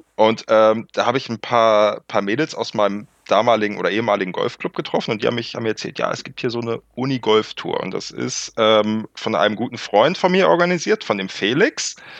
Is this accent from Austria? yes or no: no; Northern Germany, Germany; Ich komme aus dem Norden